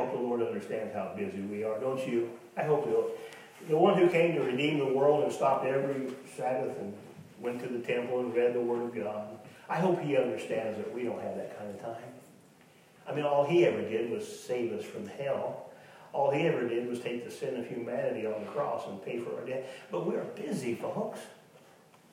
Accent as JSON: {"language": "English", "town": "Tonganoxie", "region": "Kansas", "country": "United States", "said": "I'm from Tonganoxie"}